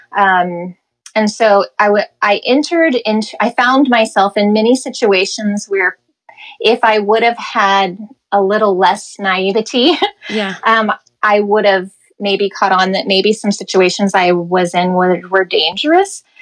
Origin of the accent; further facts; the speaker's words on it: Midwest, United States; moved away as an adult; also born or lived in Los Angeles; growing up in the Midwest, growing up very sheltered